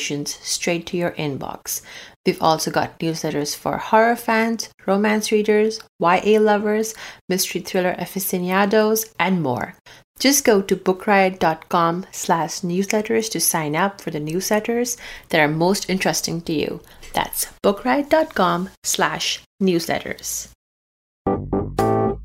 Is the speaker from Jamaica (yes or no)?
no; Abu Dhabi, United Arab Emirates; moved away; I grew up in Abu Dhabi, or I think UAE